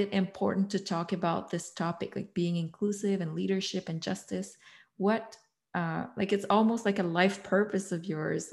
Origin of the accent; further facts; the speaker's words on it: Canada; I'm white, I'm from Canada